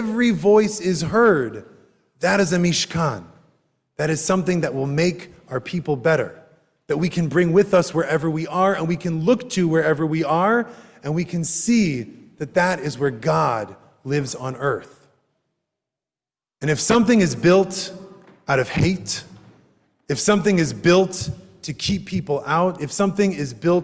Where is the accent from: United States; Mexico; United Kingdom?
United States; I am an American Jew